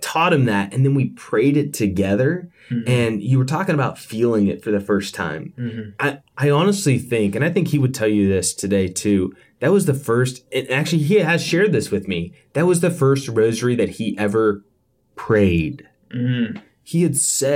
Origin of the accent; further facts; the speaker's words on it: Yorktown, Virginia, United States; moved away; back home, back where I grew up in Yorktown, Virginia